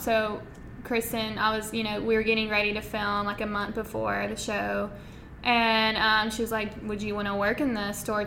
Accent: Florence, Alabama, United States; moved away as an adult; now in Nashville, United States; I'm from Florence, Alabama, small town, just south of here

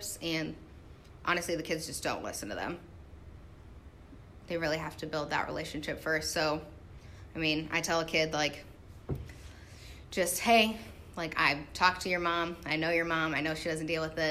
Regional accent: Ottumwa, Iowa, United States; also born or lived in Des Moines, Iowa; I'm from Ottumwa, Iowa

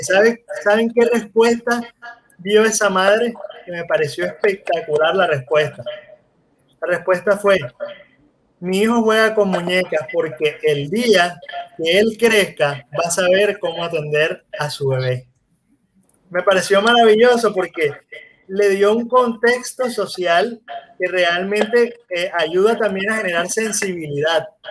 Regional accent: Colombia; mis necesidades como hombre colombiano

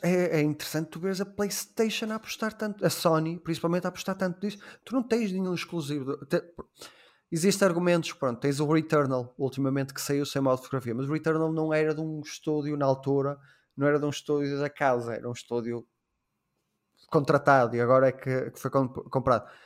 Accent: Portugal; Sendo português

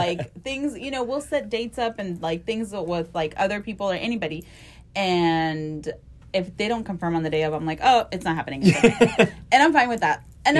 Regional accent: Mission, Texas, United States; moved away as an adult; now in Houston, United States; I was from Mission, from the Valley. And I came here to Houston because we have a lot of family that lived here.

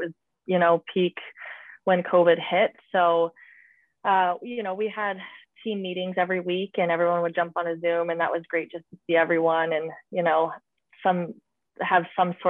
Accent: Boston, Massachusetts, United States; now in Toronto, California, United States; considering I came from Boston, and I know quite a few girls on the Boston Pride team.

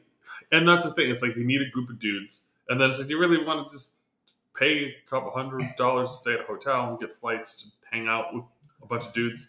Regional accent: California, United States; growing up in California

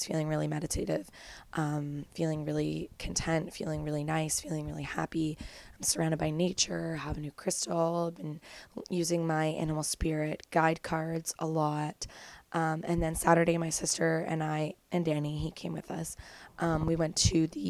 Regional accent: Kemmelford, Ontario, Canada; moved away as an adult; now in Toronto, Canada; There's just a lot of people in my house in Kemmelford

